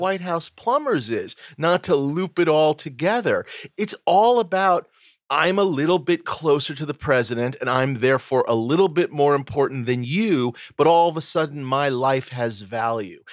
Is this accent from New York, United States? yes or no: yes; New York City, New York, United States; I grew up in New York City.